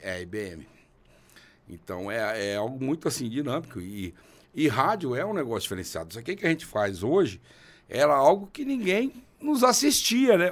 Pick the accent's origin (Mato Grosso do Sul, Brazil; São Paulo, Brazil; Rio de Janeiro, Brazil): São Paulo, Brazil; Vila Parecida; moved away as an adult; now in Piracicaba, Brazil; Vila Parecida é minha vila. É onde eu fui criado com, com pai e mãe semi-analfabeto